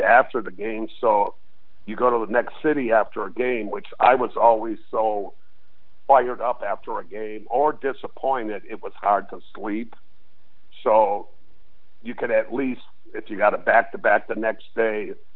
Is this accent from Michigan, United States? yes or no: yes; Detroit, Michigan, United States; moved away as an adult; also born or lived in San Diego, California; growing up in Detroit